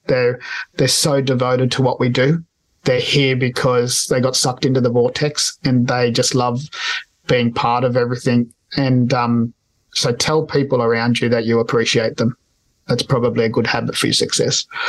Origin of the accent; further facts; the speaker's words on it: Australia; I'm Spanish, I'm Australian born Spanish migrants